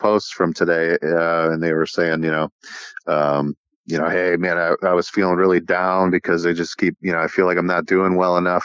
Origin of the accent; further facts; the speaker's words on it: Wisconsin, United States; also born or lived in Door County, Wisconsin; in my hometown in Wisconsin